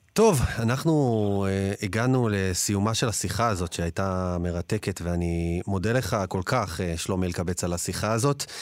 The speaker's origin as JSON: {"language": "Hebrew", "country": "Israel", "said": "אני ישראלי, אני פה בתרבות הישראלית"}